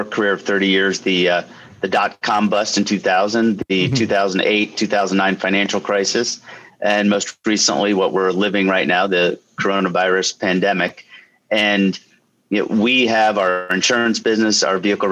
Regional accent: Lehigh Valley, Pennsylvania, United States; I'm born and raised in the Lehigh Valley and surrounding area

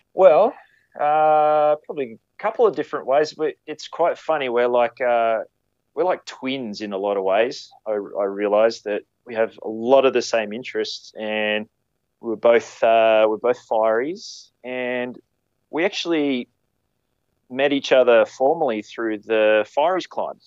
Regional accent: Queensland, Australia; moved away as an adult; now in New South Wales, Australia; I grew up in Queensland

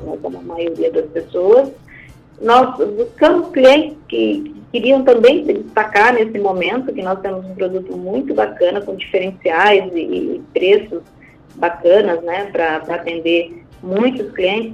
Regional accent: Brazil; nós, como, como brasileiros, como empresários

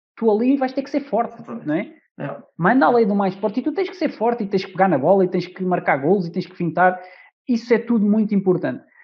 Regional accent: Amadora, Lisbon, Portugal; hoje posso dizer que sou da Amadora

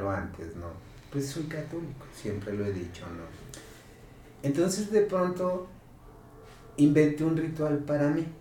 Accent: El Batán, Jalisco, Mexico; en el Batán, yo soy del Batán, me bajaba en el santuario

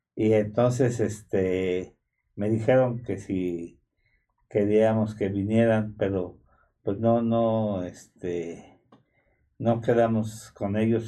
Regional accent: Mexico; como los mexicanos estamos como los argentinos

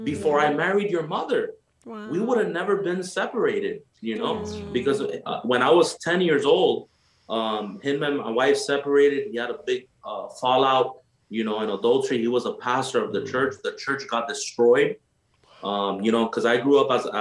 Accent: Nicaragua; moved away; I'm from Nicaragua. You know, I'm from Central America

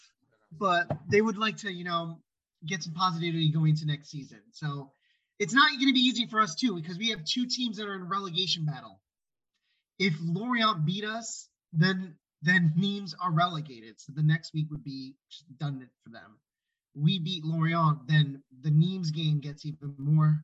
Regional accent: United States; as an American

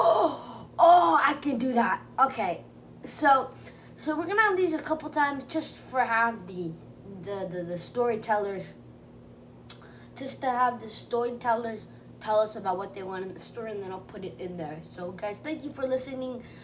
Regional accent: California, United States; I was born in California

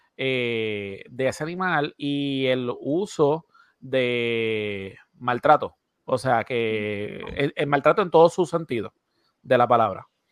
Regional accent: Puerto Rico; nosotros siendo un territorio americano, ¿verdad? nosotros aquí en Puerto Rico

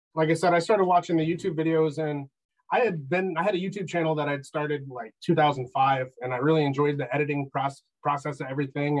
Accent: Michigan, United States; I'm from Michigan

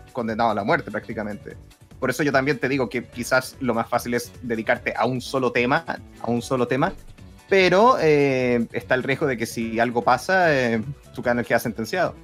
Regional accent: Chile; somos chilenos.

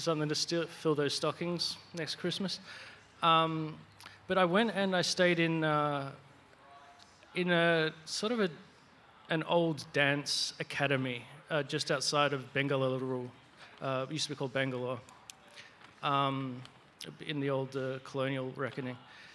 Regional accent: Australia; me being an Australian

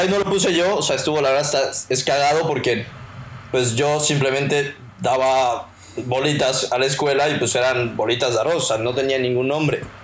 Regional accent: Mexico; nosotros como mexicanos

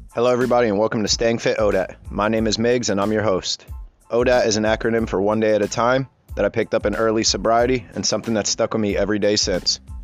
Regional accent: East Coast, United States; I'm an East Coast guy, born and raised.

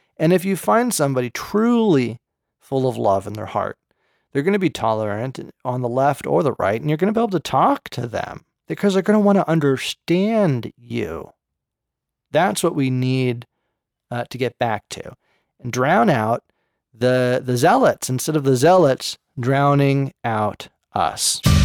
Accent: Berkeley, California, United States; I grew up in Berserkly

